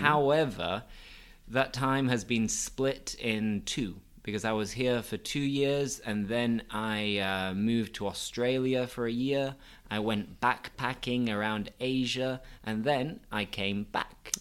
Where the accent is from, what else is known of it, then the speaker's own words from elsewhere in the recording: Bingley, Yorkshire and the Humber, United Kingdom; I'm from a small town in Bradford, and that town is called Bingley.